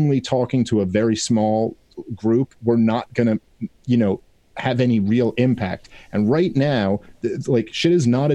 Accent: New York City, New York, United States; I'm from New York.

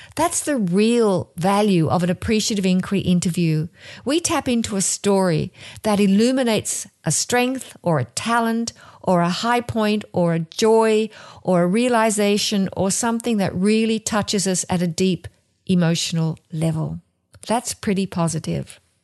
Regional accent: Australia; moved away as an adult; now in New Jersey, United States; I'm from Australia, and I'm living in New Jersey

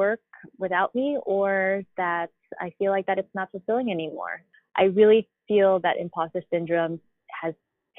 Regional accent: Philippines; And I experience it as a Filipino woman.

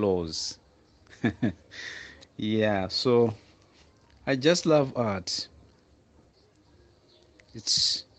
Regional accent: Malawi; I'm from Sanima District here in Malawi.

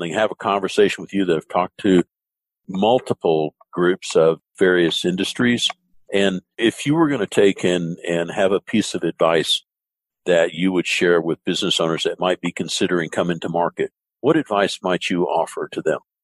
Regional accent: the South, United States; I grew up in the South

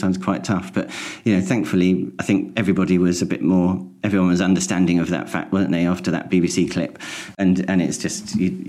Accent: St Albans, East of England, United Kingdom; moved away as an adult; also born or lived in Welwyn Garden City / East Herts; now in East Hertfordshire, United Kingdom; I'm from St Albans. I was born in Welwyn Garden City, which was the nearest hospital. But yeah, I'm from St Albans and my parents are still there.

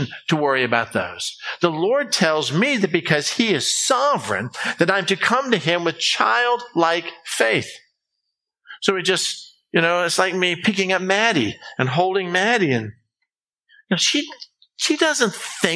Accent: United States; being an American

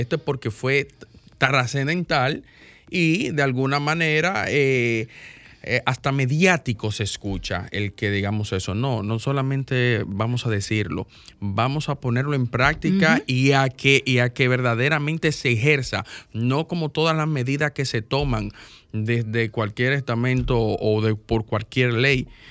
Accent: Dominican Republic; yo me sentí mal como dominicano

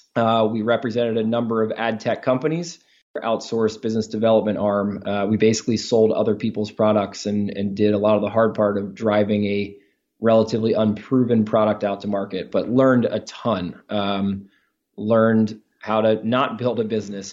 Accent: Baltimore, Maryland, United States; we grew up together in Baltimore, Maryland

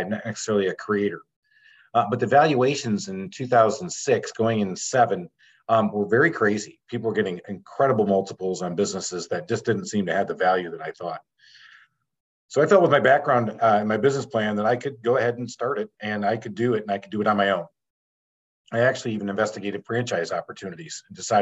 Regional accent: Michigan, United States; growing up in Michigan

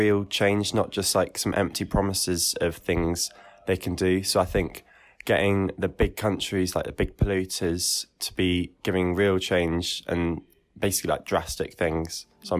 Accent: United Kingdom; I'm from the Cotswolds near Stratford-upon-Avon.

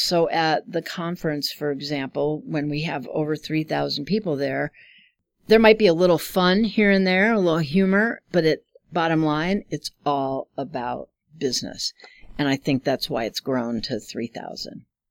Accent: Chicago, Illinois, United States; moved away as an adult; now in Omaha, United States; I grew up in Chicago.

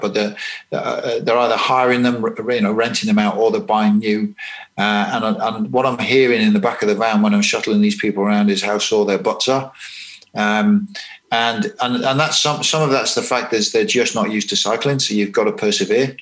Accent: England, United Kingdom; moved away as an adult; now in New Zealand; being English and quite uh, green in New Zealand

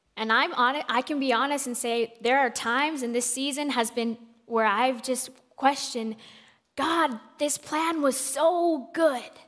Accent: Colombia; I am from Colombia

